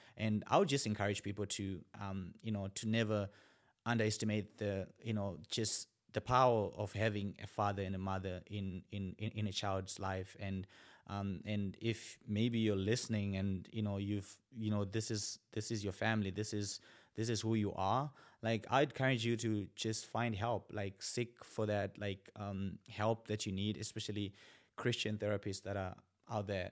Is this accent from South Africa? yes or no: no; Zimbabwe; moved away as an adult; also born or lived in China; now in Bismarck, United States; born and raised in Zimbabwe.